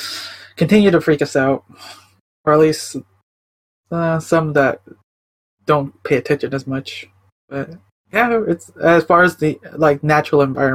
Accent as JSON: {"language": "English", "town": "Chicago", "region": "Illinois", "country": "United States", "tie": "born or raised there", "moved": "yes", "lives_now": "Portland, United States", "said": "I'm originally from Chicago, I moved out to Oregon. I'm, like, near the Portland area."}